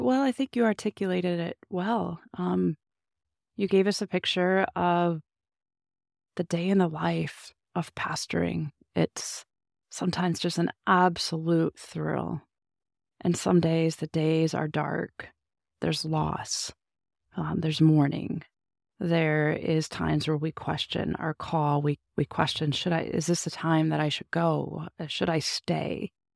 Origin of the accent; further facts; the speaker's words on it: Illinois, United States; pastored my hometown